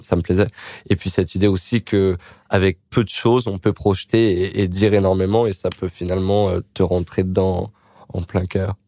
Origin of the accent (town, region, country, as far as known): Créteil, Île-de-France, France; born or raised there